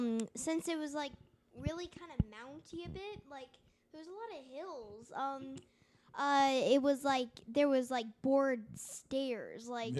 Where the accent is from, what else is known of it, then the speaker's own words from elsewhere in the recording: Marysville, Washington, United States; I'm from Marysville, Washington.